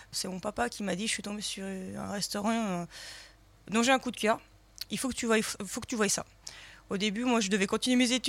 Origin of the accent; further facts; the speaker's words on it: Lyon, Auvergne-Rhône-Alpes, France; on est lyonnais.